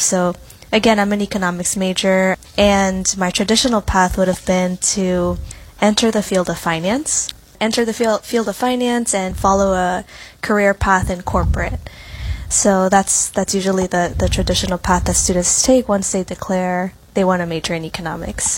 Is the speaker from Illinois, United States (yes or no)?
no; New York City, New York, United States; I was born and raised in new york city